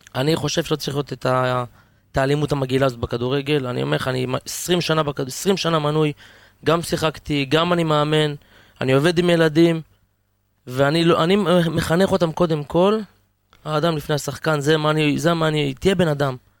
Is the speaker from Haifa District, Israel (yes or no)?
yes; moshav near Zikhron Ya'akov, Haifa District, Israel; now in Harish, Israel; במקור אני מושב ליד זיכרון יעקב